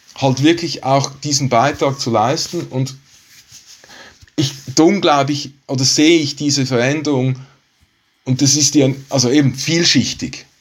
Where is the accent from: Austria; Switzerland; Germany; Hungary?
Switzerland; als Schweizer